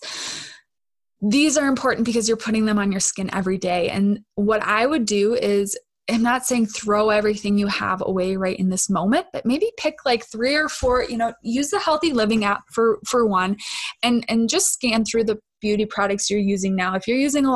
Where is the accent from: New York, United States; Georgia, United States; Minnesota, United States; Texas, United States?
Minnesota, United States; accent: Minnesotan; I'm so Minnesotan